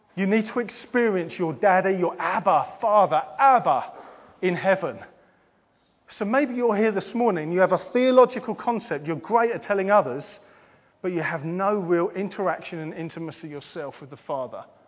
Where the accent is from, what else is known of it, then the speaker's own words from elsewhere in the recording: England, United Kingdom; we're English